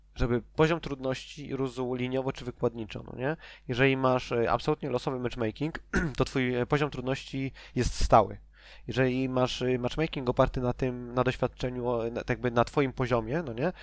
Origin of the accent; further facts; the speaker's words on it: Częstochowa, Silesian Voivodeship, Poland; ja jestem z Częstochowy